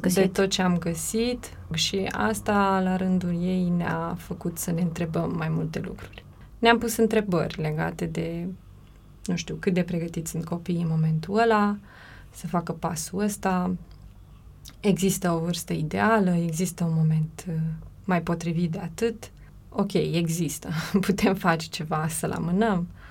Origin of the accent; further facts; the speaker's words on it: Romania; moved away as an adult; also born or lived in Bucharest; în orașul natal, fiindcă amândoi suntem din același oraș